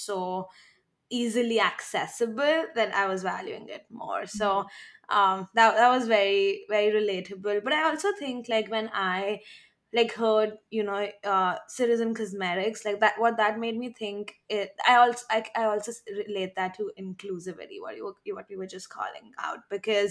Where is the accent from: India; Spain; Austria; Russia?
India; moved away as an adult; also born or lived in Midwest, United States; now in New York, United States; I grew up in India till I was 18, moved to the Midwest when I was 18, and then moved to New York like 3 months ago.